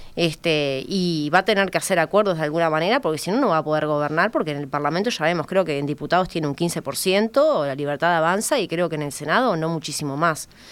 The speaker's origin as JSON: {"language": "Spanish", "country": "Uruguay", "said": "a mí como uruguaya"}